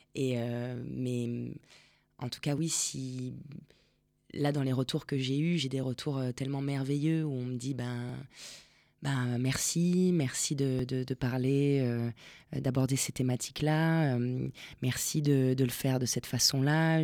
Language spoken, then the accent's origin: French; Argentina; moved away; je suis née en Argentine